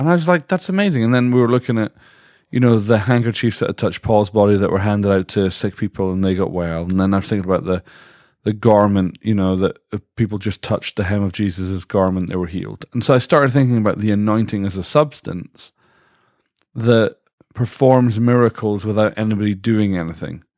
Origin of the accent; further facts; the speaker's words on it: Dundee, Scotland, United Kingdom; now in United States; I'm from Dundee, Scotland